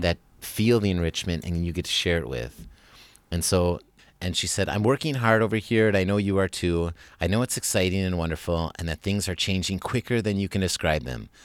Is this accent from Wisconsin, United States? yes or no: yes; Wisconsin, United States; moved away as an adult; now in Germany; I'm coming from Wisconsin